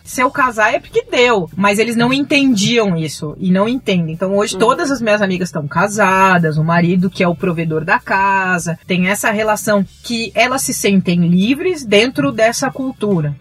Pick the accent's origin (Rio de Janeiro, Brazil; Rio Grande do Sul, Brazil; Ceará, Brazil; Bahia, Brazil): Rio Grande do Sul, Brazil; Pelotas; moved away as an adult; also born or lived in Maputo, Mozambique; now in São Paulo, Brazil; o McDonald's tinha acabado de chegar em Pelotas, eu sou do interior do Rio Grande do Sul e meus pais não tinham grana para me levar lá